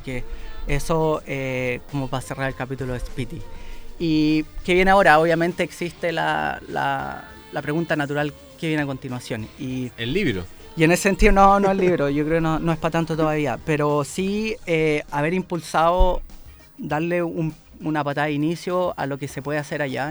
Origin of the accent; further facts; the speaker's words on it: Chile; acá en mi país